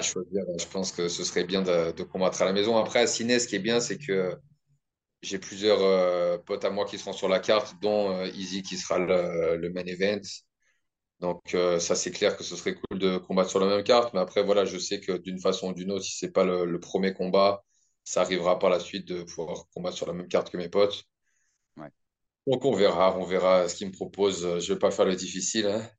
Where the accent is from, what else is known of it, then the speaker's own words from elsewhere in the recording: the Alps, France; moved away as an adult; also born or lived in Paris / Australia; now in New Zealand; Je viens des Alpes de base